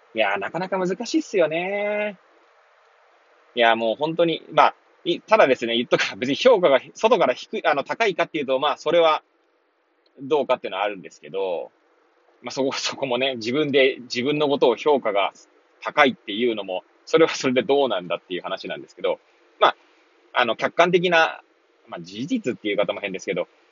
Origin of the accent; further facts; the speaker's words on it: Hachiōji, Tokyo, Japan; moved away as an adult; now in Kamaishi, Japan; 八王子生まれ、八王子育ち、震災の前の年から釜石で働く